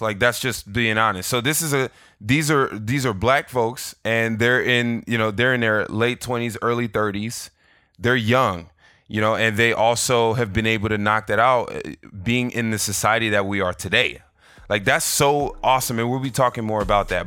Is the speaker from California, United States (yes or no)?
yes; Los Angeles, California, United States; I grew up in South Central L A.